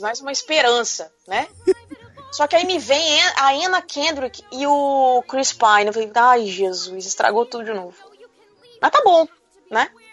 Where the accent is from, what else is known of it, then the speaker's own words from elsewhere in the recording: Brazil; eu sou brasileira